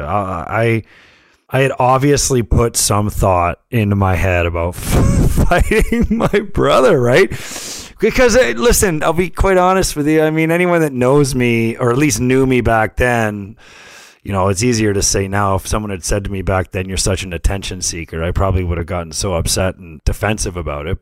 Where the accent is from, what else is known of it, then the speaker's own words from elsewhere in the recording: St. Catharines, Ontario, Canada; we grew up in Saint Catharines